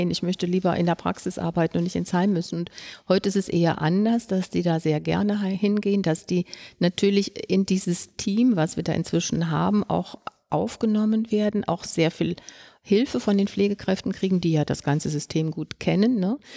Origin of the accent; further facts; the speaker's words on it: Brandenburg, Germany; Ich komme hier aus, äh, aus Brandenburg, wo ganz wenig Ärzte sind